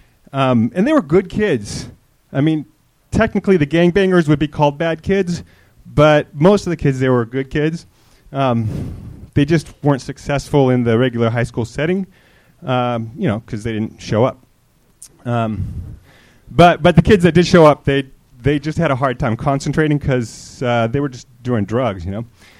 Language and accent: English; Santa Cruz, California, United States; Santa Cruz.